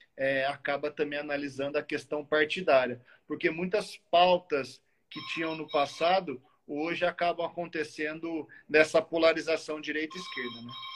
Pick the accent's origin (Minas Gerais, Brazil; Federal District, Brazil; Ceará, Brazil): Minas Gerais, Brazil; Muzambinho; Sou de uma cidade do sul de Minas, que é Muzambinho, de 25, 20 mil habitantes